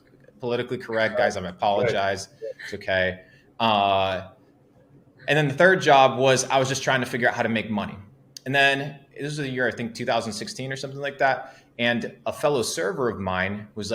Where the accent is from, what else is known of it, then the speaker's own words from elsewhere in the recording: Argentina; English is a second language; moved away; I come from Argentina, small town, about 19,000 people at the age of 17.